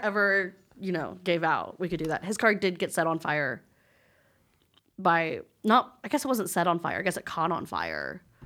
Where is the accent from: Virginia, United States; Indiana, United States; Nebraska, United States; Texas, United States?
Texas, United States; Lubbock; moved away as an adult; now in Dallas, United States; my first job when I moved to Dallas, 'cause I'm from Lubbock